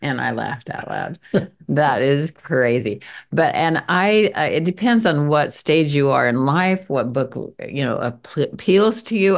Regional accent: Montpelier, Idaho, United States; I grew up in Montpelier, Idaho, which is down in the very eastern, s, southeastern corner of Idaho

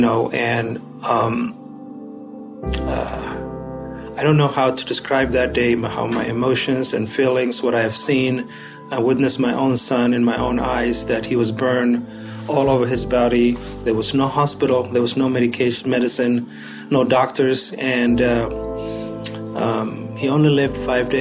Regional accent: Somalia; moved away as an adult; now in Utah, United States; Originally, I'm from Somalia

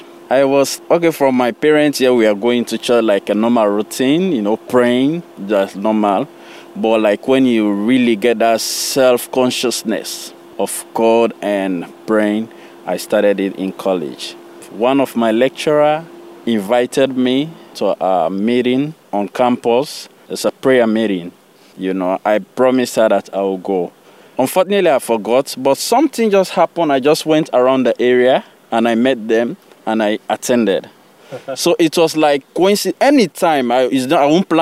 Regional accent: Sierra Leone; now in Boston, United States; I was born in Sierra Leone

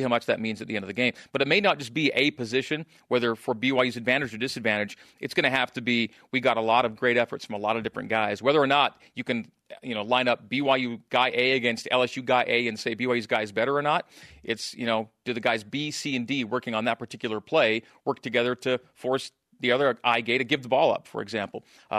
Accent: Saskatchewan, Canada; also born or lived in Alberta; I grew up in Saskatchewan and Alberta. Those are my two home provinces.

